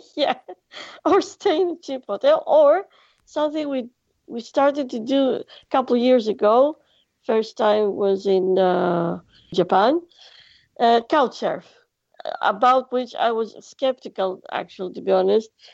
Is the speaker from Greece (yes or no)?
yes; Greece; English is a second language; I am from Greece